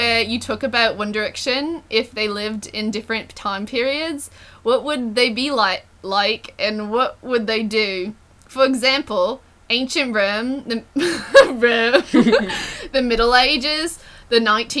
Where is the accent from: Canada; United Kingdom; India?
Canada; now in United States; Glad I'm a Canadian.